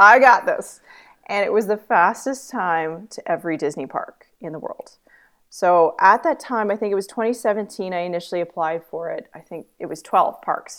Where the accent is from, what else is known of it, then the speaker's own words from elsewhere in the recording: Canada; I'm Canadian